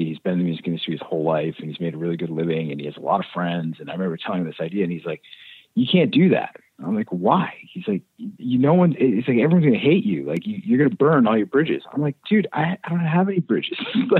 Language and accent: English; Clinton, Massachusetts, United States; Yeah, I was born in central Massachusetts and I grew up in a town called Clinton, Mass.